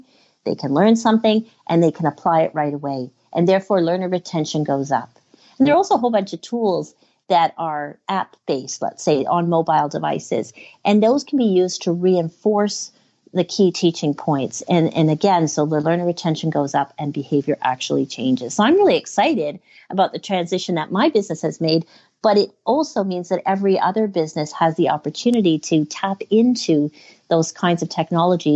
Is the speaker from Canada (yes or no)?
yes; Canada; I'm from Canada